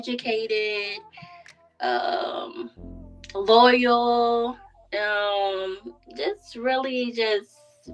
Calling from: Orlando, Florida, United States; I'm calling from Orlando.

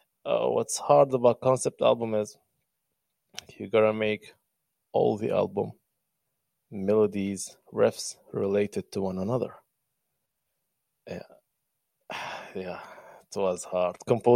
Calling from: Benghazi, Libya; Well, I'm speaking from Benghazi, Libya. I'm the main city.

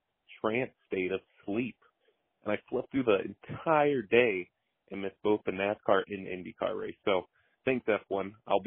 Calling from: Tucson, Arizona, United States; I'm calling from Tucson, Arizona here

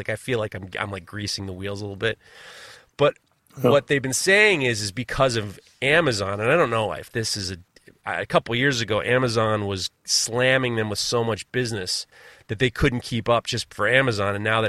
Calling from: New York, United States; you're talking from Austria, and I'm talking from New York.

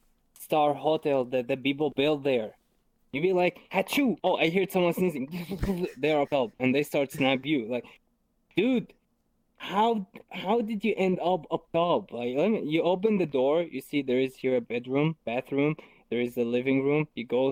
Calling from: Germany; I'm calling you from Germany to America.

